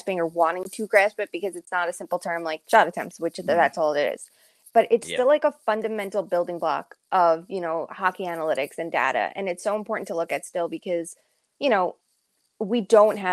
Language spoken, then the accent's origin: English; Long Island, New York, United States; I grew up on Long Island